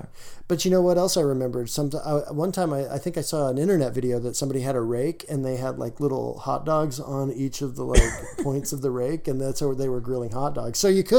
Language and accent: English; the South, United States; I'm from the South